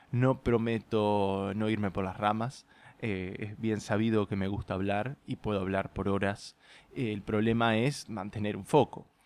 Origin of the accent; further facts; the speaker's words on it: Puerto Madryn, Chubut, Argentina; de la misma forma en que nunca sentí que pertenecí a Puerto Madryn. No me malinterpreten, eh, adoro mi tierra y he conocido muchas de las mejores personas de mi vida en este país